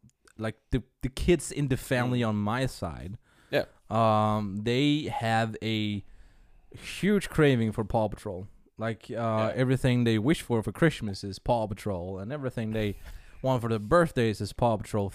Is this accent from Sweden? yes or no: yes; Sweden; now in New Zealand; It's kind of funny that I've been living here since in 1994. I'm originally from Sweden. So I should know these things.